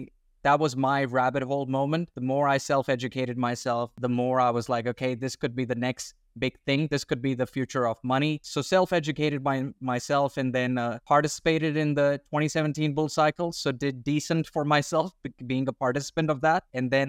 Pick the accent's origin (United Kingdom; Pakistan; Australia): Australia; also born or lived in India; So I'm an Indian born Australian. So I was born in India and then at a young age, I moved to Australia.